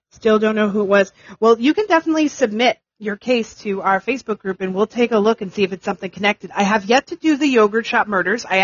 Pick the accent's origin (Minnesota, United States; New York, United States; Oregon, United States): New York, United States; Um, okay, so I'm from New York and I hate it too.